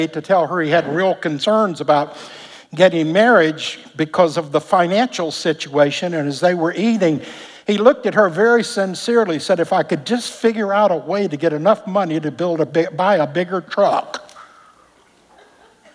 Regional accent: Alabama, United States; moved away; Back in Alabama, we grew up in Pentecost

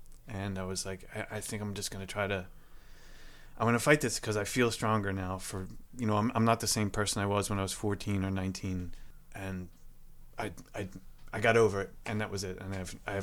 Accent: Camden, New Jersey, United States; I was born in Camden, New Jersey, at a hospital there

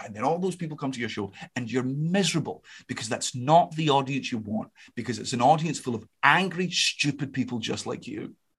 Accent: Scotland, United Kingdom; I'm Scottish

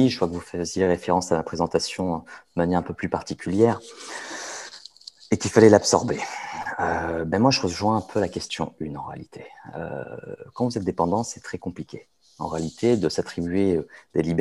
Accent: France; on va savoir que je ne suis pas d'ici, on va savoir que je suis français, on va savoir que je suis occidental

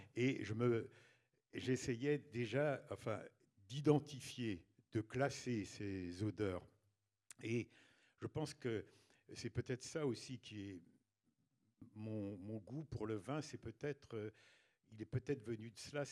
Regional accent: a small village in Ille-et-Vilaine, south of Rennes, Brittany, France; also born or lived in Mayenne; au sud de Rennes, dans un petit village d'Ille-et-Vilaine. Et, donc euh, j'ai passé mon enfance euh, et mon adolescence euh, dans ce village

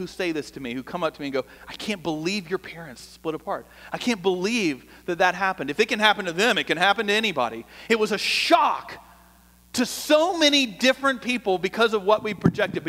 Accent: Atlanta, Georgia, United States; moved away as an adult; now in Austin, United States; I grew up in Atlanta

